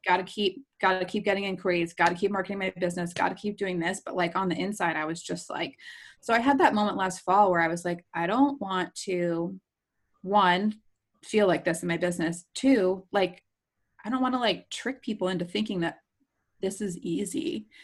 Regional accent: New Jersey, United States; I grew up in New Jersey. I grew up on the shore, the real shore, not MTV's Jersey Shore.

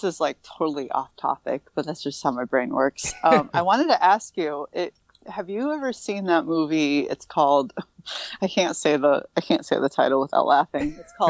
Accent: Massachusetts, United States; accent: Massachusetts; I'm talking in my Massachusetts accent.

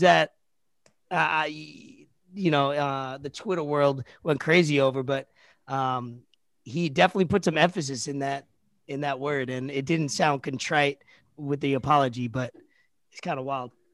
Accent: New York, United States; I'm from New York, so, uh, that word, I, I have had a lot of Jewish friends growing up

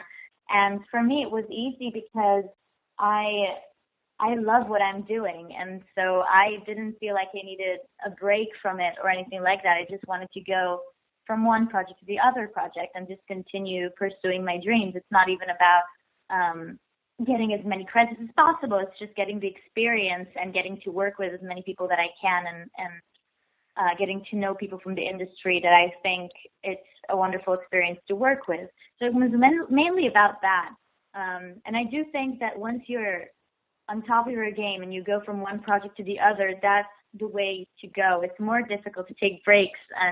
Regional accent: Tel Aviv, Tel Aviv District, Israel; moved away as an adult; now in New York, United States; I moved here from Tel Aviv, Israel, 3 years ago.

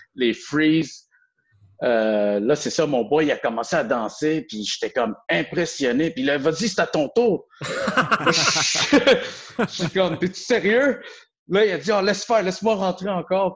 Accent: Montreal, Quebec, Canada; je suis comme vraiment un vrai, de vrai Montréalais. J'ai grandi un peu dans tous les quartiers.

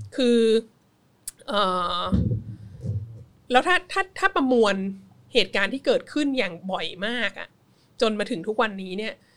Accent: Thailand; born or raised there; moved away

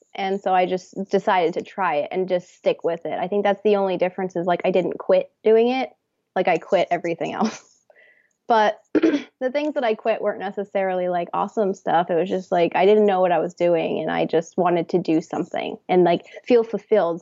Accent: Texas, United States; moved away as an adult; also born or lived in New York City; now in Los Angeles, United States; I'm from Texas originally

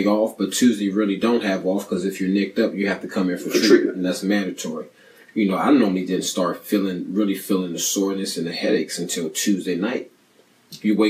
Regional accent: Maryland, United States; I grew up in Maryland

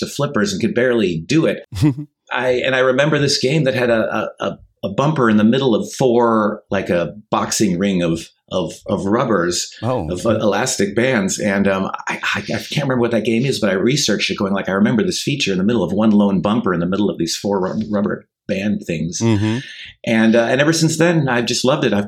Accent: Evanston, Illinois, United States; moved away as an adult; also born or lived in Chicago; now in Amsterdam, Netherlands; I grew up in Evanston, just next to Chicago, born in Chicago

